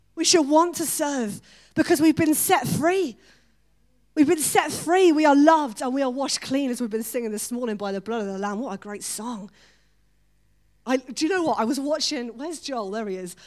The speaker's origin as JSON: {"language": "English", "country": "United Kingdom", "said": "We're so British."}